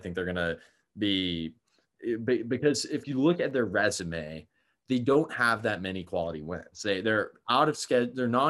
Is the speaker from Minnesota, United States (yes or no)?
no; Houston, Texas, United States; I'm from Houston, so I know exactly where Rice is